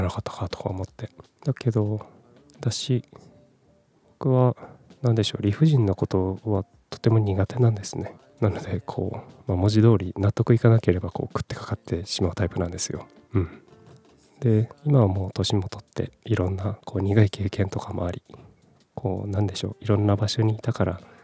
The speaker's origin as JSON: {"language": "Japanese", "region": "Kumamoto", "country": "Japan", "tie": "born or raised there", "also_born_or_lived": "Fukuoka / Tokyo", "moved": "as an adult", "said": "18歳から福岡30歳から東京で暮らし35歳で会社を辞め地元の熊本で"}